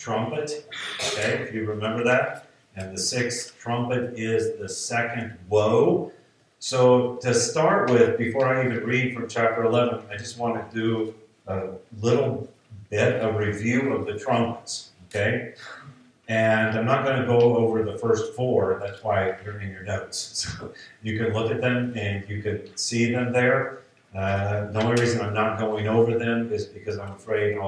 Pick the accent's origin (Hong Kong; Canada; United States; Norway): United States; I'm an American